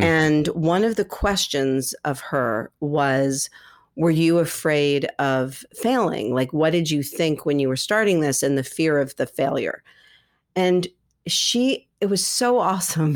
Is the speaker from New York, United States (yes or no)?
yes; New York City, New York, United States; I grew up here in New York City